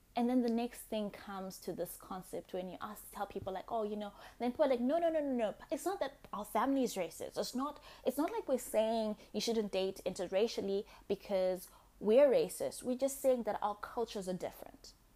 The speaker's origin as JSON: {"language": "English", "country": "Zimbabwe", "tie": "born or raised there", "said": "I was born in Zimbabwe after independence."}